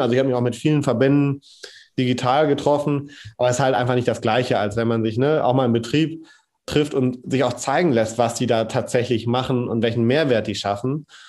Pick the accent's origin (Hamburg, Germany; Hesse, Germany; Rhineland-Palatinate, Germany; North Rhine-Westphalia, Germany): North Rhine-Westphalia, Germany; Rheine; bei uns in Rheine